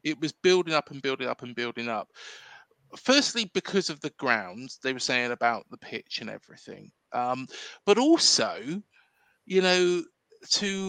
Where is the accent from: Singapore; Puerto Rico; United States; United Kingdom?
United Kingdom; Reading, South East England; moved away as an adult; now in Bournemouth, United Kingdom; I was born and bred in Reading, moved down into Bournemouth in 2008.